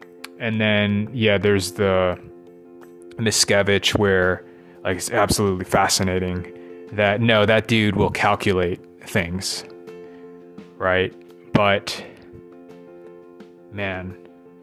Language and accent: English; United States; accent: American English; first language English; I grew up American English native